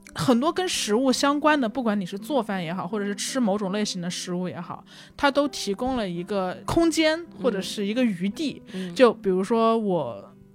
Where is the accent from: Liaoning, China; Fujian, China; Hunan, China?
Hunan, China; now in Beijing, China; 我是湖南人，我在北京